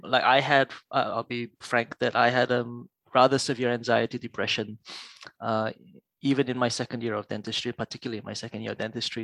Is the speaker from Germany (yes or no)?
no; Malaysia; moved away as an adult; also born or lived in United Kingdom / Singapore; now in Australia; I grew up in Malaysia. Um, I was born there